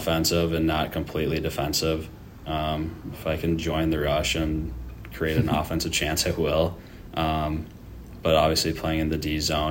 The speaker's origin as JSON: {"language": "English", "region": "Minnesota", "country": "United States", "tie": "born or raised there", "said": "So I'm from Minnesota. I went to a Minnesota Wild game when I was like 3 years old or something. Yeah. And my brother and I just fell in love with it and grew up playing on the pond."}